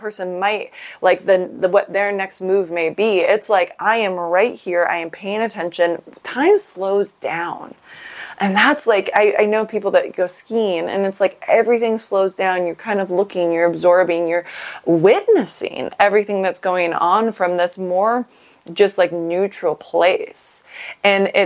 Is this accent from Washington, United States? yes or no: yes; Seattle, Washington, United States; I'm from Seattle